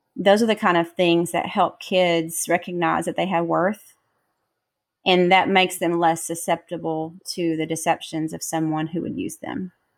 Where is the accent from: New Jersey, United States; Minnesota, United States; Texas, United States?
Texas, United States; moved away; my parents still live in my hometown in Texas